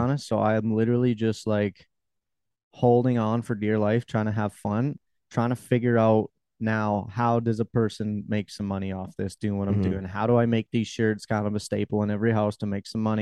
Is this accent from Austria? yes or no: no; Canada; Being Canadian, I can't even get on the TikTok creator fund